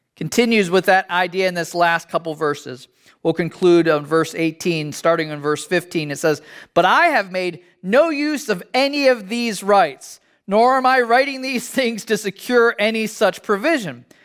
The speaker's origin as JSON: {"language": "English", "country": "United States", "said": "as an American"}